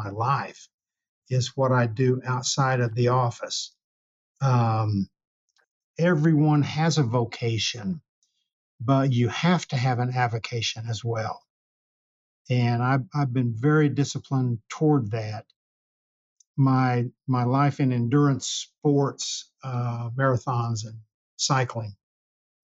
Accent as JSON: {"language": "English", "town": "Hobart", "region": "Oklahoma", "country": "United States", "tie": "born or raised there", "moved": "yes", "said": "growing up in Hobart"}